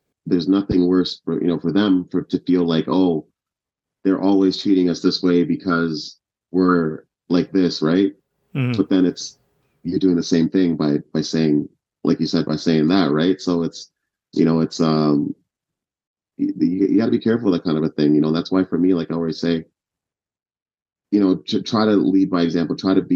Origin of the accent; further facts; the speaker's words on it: Ottawa, Ontario, Canada; English is a second language; also born or lived in Kenya / Uganda; I moved here when I was 5. I didn't speak proper English till I was about like 10, 11 years old